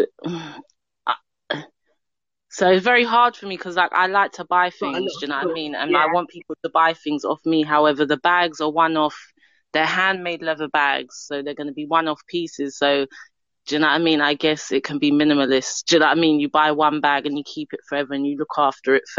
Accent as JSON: {"language": "English", "region": "London", "country": "United Kingdom", "said": "I'm from London. I'm from London."}